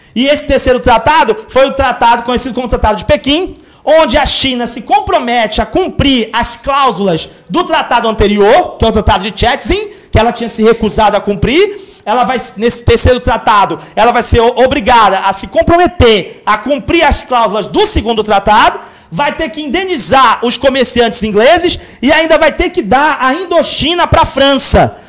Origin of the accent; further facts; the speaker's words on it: São Paulo, Brazil; moved away; lá na ZL, de onde eu vim